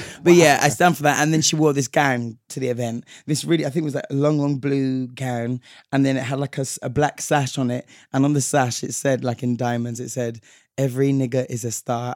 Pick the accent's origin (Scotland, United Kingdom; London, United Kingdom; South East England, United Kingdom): London, United Kingdom; we're from London